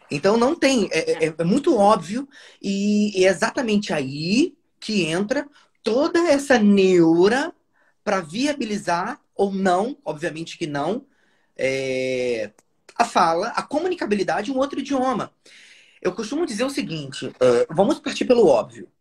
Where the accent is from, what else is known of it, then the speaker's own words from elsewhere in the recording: Nova Friburgo, Rio de Janeiro, Brazil; first language Portuguese; natural de Nova Friburgo, Rio de Janeiro